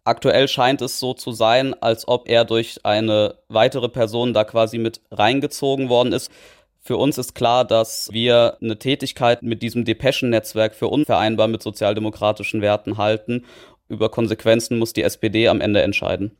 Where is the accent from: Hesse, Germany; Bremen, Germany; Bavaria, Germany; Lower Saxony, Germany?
Hesse, Germany; Northern; Ich komme ja aus Nordhessen, dort haben wir viel flachgründigere Böden